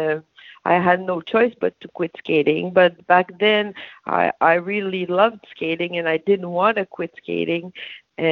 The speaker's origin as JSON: {"language": "English", "town": "Gatineau", "region": "Quebec", "country": "Canada", "tie": "born or raised there", "said": "My hometown was Gatineau, so just beside Hull."}